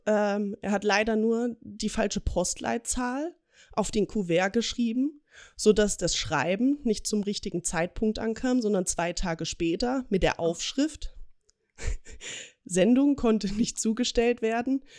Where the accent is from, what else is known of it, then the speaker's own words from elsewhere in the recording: Ilmenau, Thuringia, Germany; moved away as an adult; now in Augsburg, Germany; komme gebürtig aus Thüringen, aus dem schönen Ilmenau und wohne aber jetzt seit zwei Jahren mit meiner Familie zusammen in Augsburg